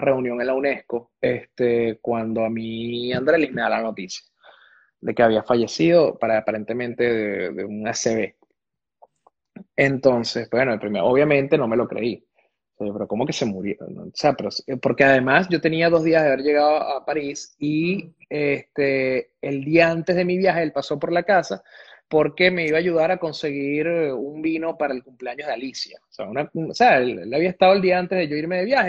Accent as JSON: {"language": "Spanish", "country": "Venezuela", "also_born_or_lived": "Caracas", "moved": "as an adult", "said": "yo salí prácticamente escapando de Venezuela"}